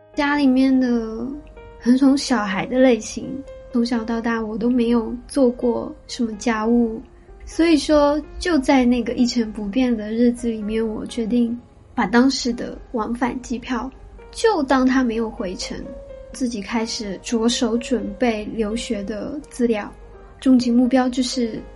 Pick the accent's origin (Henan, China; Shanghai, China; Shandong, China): Shanghai, China; moved away as an adult; also born or lived in Kyoto, Japan; now in Tokyo, Japan; 我是上海长大的，接触摄影的时候应该是小学